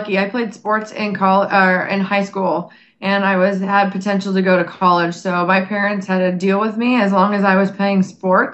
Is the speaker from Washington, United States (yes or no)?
no; Simi Valley, California, United States; I grew up in Simi Valley, California, so I'm native to California